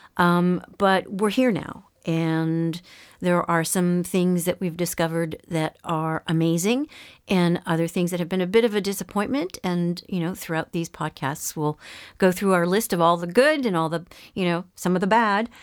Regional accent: Montreal, Quebec, Canada; moved away as an adult; also born or lived in Ontario; now in France; I was, um, born and raised in Montreal, um, Quebec, which is the French-speaking

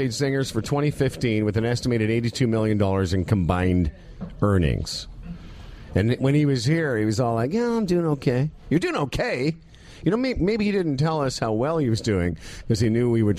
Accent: Moose Jaw, Saskatchewan, Canada; the little town I grew up in Moose Jaw

